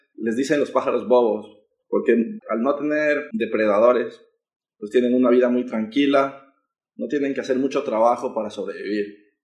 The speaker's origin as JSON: {"language": "Spanish", "town": "Quito", "region": "Pichincha", "country": "Ecuador", "tie": "born or raised there", "moved": "as an adult", "lives_now": "Qingdao, China", "said": "yo vengo de Quito, que es la capital"}